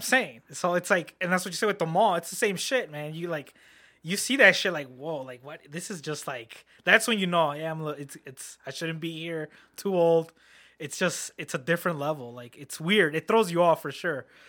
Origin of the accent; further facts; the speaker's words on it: Harvey, Illinois, United States; I grew up in Harvey world